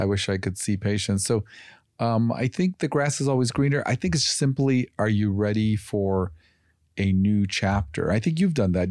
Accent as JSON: {"language": "English", "town": "Chicago", "region": "Illinois", "country": "United States", "tie": "born or raised there", "said": "I grew up in Chicago"}